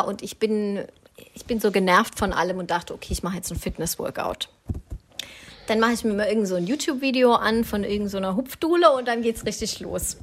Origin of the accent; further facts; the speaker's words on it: Swabia, Germany; bin ich Schwabe durch und durch